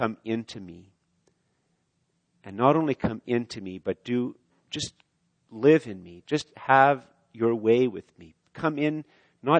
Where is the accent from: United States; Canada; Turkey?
Canada; I'm Canadian